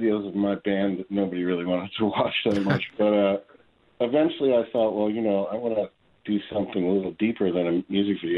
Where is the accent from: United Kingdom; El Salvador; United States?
United States; New York; I grew up in New York